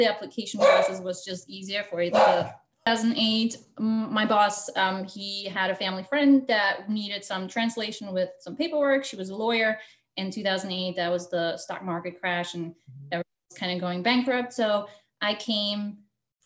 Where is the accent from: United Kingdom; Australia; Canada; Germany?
Germany; moved away as an adult; also born or lived in Russia; now in United States; I was born originally in Russia. My mom is Russian, my dad is German. So my mom is a teacher. She was a teacher back in Russia. So we moved when I was 11 to Germany. So I was pretty much raised in Germany